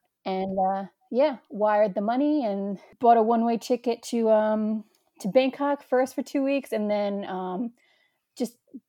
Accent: New York, United States; accent: New York; It totally crippled away at my New York accent.

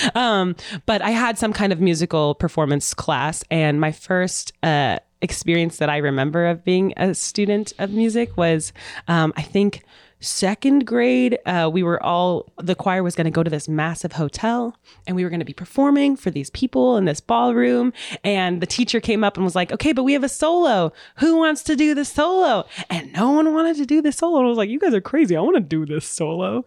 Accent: Phoenix, Arizona, United States; also born or lived in Alamosa, Colorado; now in Kansas City, United States; I'm originally from Arizona, Phoenix. I, I grew up there. I was born s, in Colorado, but Phoenix is my home.

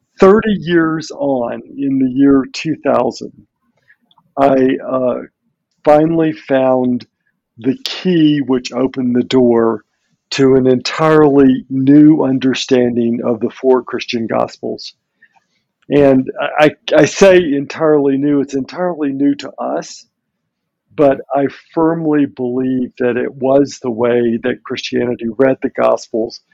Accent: Birmingham, Alabama, United States; I was born in Birmingham, Alabama in the 1950s

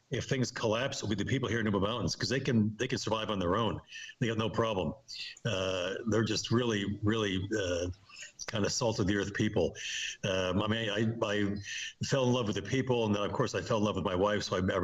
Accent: Amsterdam, North Holland, Netherlands; moved away; Very different from my background, and, you know, growing up in Amsterdam and going to an Ivy League college and all this kind of thing.

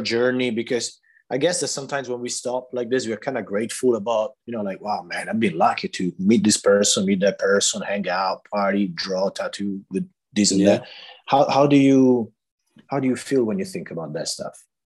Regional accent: Italy; now in Barcelona, Spain; I'm Italian, but after like you know, you know how it is being all over the place a little bit. Now I'm I'm based here in Barcelona, Spain

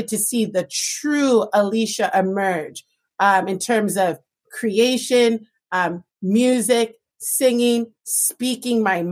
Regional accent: Toronto, Ontario, Canada; growing up in Toronto

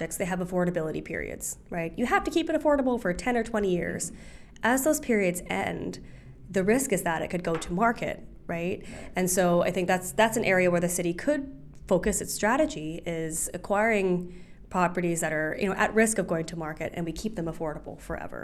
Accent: Hawaii, United States; I'm from Hawaii.

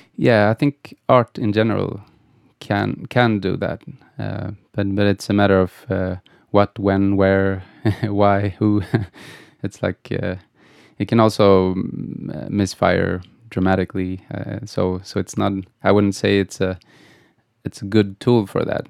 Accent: Gothenburg, Västra Götaland, Sweden; I, I grew up in Gothenburg.

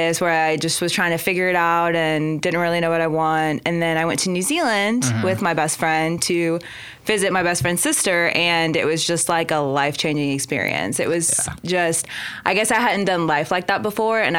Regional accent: Edmond, Oklahoma, United States; also born or lived in Pakistan / Virginia; I was born in Pakistan, and I moved to America when I was 4. We moved to Virginia, and then shortly after, we came to Oklahoma

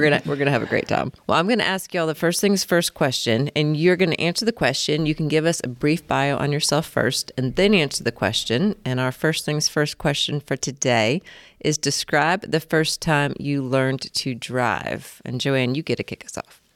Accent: Indiana, United States; moved away as an adult; also born or lived in Colorado; I grew up in Indiana

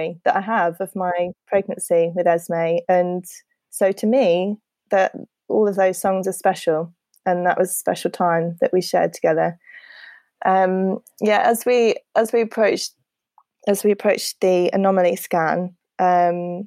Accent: United Kingdom; we're very British

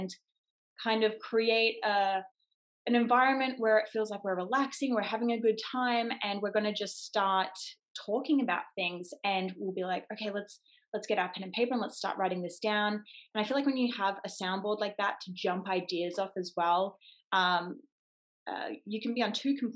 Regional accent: Gold Coast, Queensland, Australia; where I grew up on the Gold Coast, we have Warner Brothers Studios

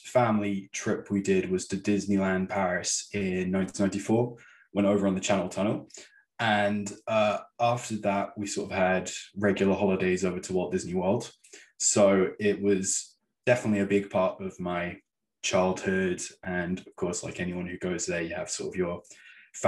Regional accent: Torquay, South West England, United Kingdom; there was a place in my hometown, Torquay, called the Fun Factory

